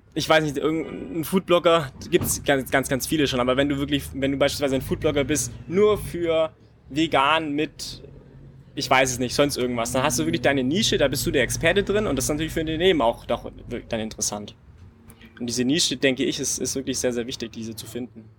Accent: Friedrichshafen, Baden-Württemberg, Germany; Habe dann in Friedrichshafen, bei meiner Heimat, äh, war mein erster Verein

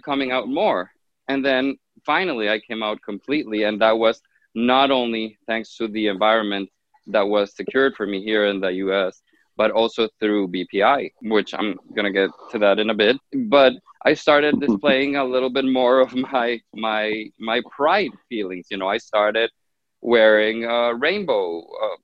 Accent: Honduras; moved away; I grew up in Honduras, in Central America, in a very typical half Hispanic, half Arabic family.

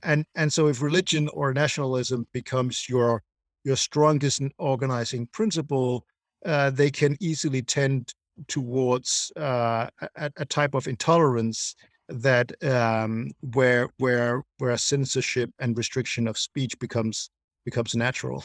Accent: Denmark; growing up in Denmark, um, when I was, uh, you know, young

